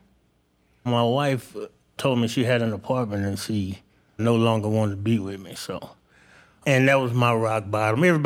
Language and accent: English; Stuttgart, Arkansas, United States; also born or lived in St. Louis, Missouri; I was born in St. Louis, and through a bad environment, I was given to the state with my brother, and a lady from Stuttgart, Arkansas, adopted us